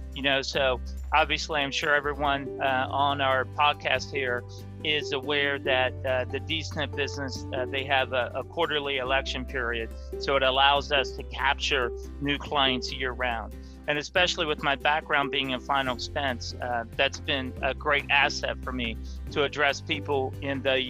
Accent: Ohio, United States; also born or lived in Michigan; Yes, I grew up in Ohio. I've lived in Ohio my whole life

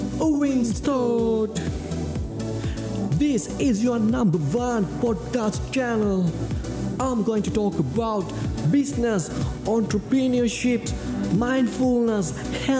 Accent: Sri Lanka; I'm from Sri Lanka

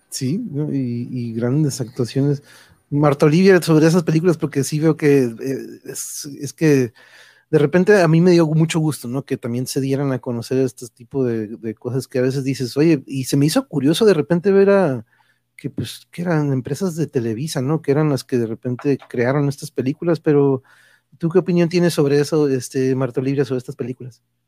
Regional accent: Mexico; aquí en México

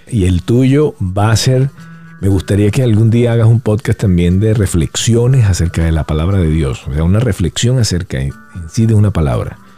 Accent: Venezuela; digo, bueno, yo soy venezolano

